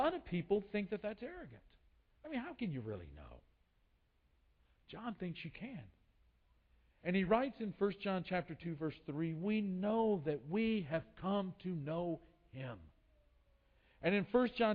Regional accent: United States; moved away as an adult; also born or lived in Brazil; we're from the United States.

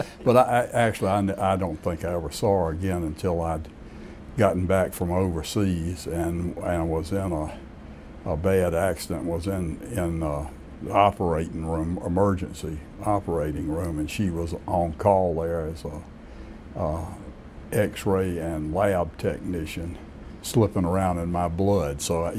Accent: Raleigh, North Carolina, United States; Well, Raleigh was really just a mid-sized eastern North Carolina town. We were as much eastern North Carolina as any of the eastern cities. It was only about 50,000 people.

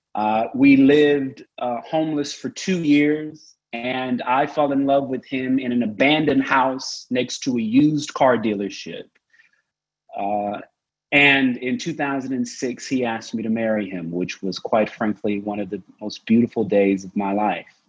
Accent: Oklahoma, United States; I was born and raised in Oklahoma

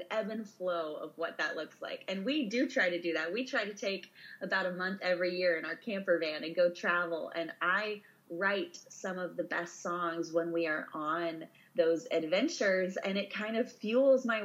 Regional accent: Missouri, United States; moved away; my farm I grew up on in Missouri

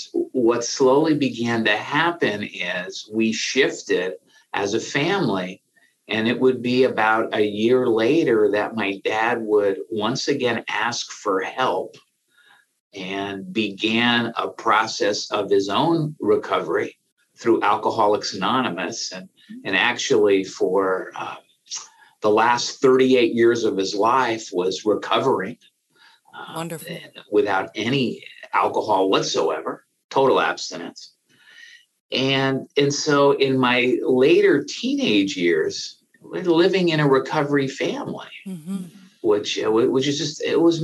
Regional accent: San Francisco, California, United States; I grew up in San Francisco

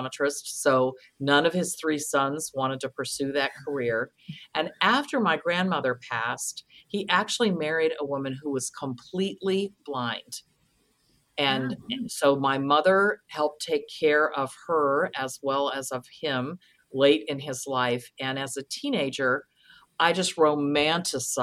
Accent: Kent, Ohio, United States; I grew up in Kent, Ohio

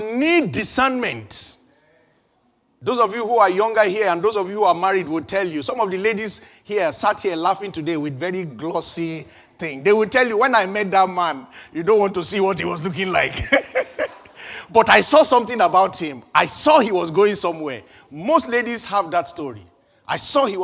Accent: Nigeria; moved away as an adult; before I left Nigeria

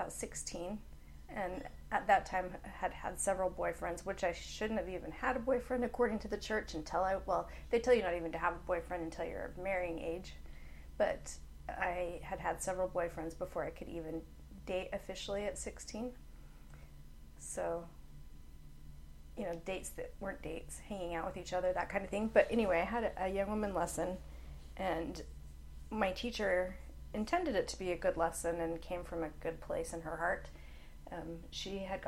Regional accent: Provo, Utah, United States; moved away as an adult; also born or lived in Oklahoma; I was born and raised in Provo, Utah. Lived there until I was 20. Ooh, no, I was 21 when I moved to Oklahoma

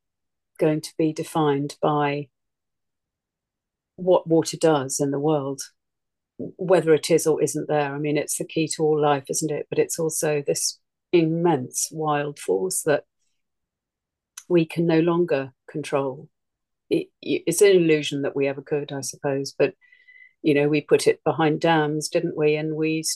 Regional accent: East Sussex, South East England, United Kingdom; now in Suffolk, United Kingdom; where I grew up in East Sussex, we lived in a house that had a natural spring in the garden

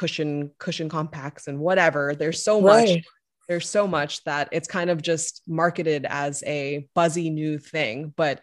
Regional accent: the South, United States; obviously we grew up together in the South. And so he was also one of the only Korean kids in his school.

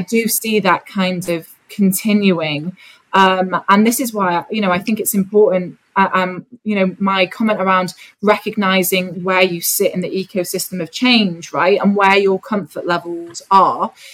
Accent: North Wales, United Kingdom; I grew up in a very conservative, white part of North Wales

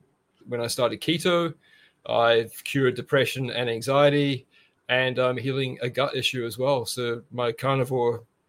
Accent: Brisbane, Queensland, Australia; Yeah, sure. Yeah … from Brisbane, carnivore currently of 8 months.

